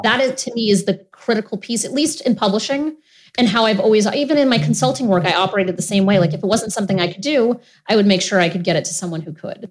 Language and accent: English; Rhode Island, United States; I grew up in Rhode Island, and I come from a pretty dysfunctional family